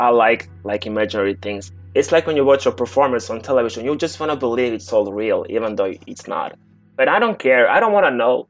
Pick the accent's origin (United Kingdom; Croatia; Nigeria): Croatia; I'm from Croatia.